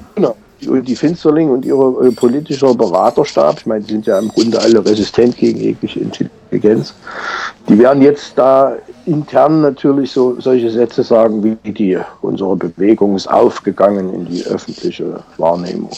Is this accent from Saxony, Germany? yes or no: yes; Saxony, Germany; hier bei uns in Sachsen